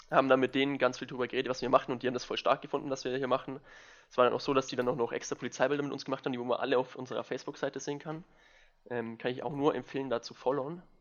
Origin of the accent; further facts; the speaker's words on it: Bavaria, Germany; Ich bin aus Niederbayern, nicht aus der Oberpfalz.